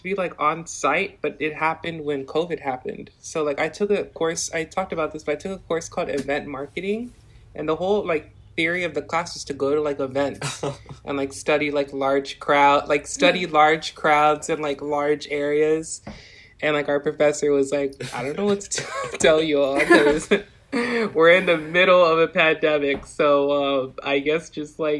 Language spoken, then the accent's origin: English; Edinburg, Texas, United States; now in McAllen, United States; I'm from Edinburgh, but I'm like in McAllen now